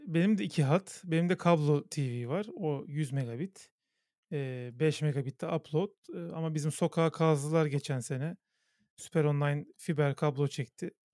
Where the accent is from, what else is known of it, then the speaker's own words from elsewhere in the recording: Istanbul, Turkey; Benim annem babam da İstanbul e, doğumlu. E, yani çok iki kuşaktır, üç kuşaktır İstanbulluyuz biz